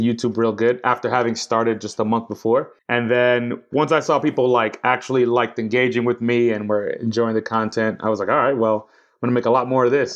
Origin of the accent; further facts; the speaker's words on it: New York City, New York, United States; now in London, United Kingdom; I'm from New York City. I'm from uptown Washington Heights, uh, where all the Dominicans are at with my people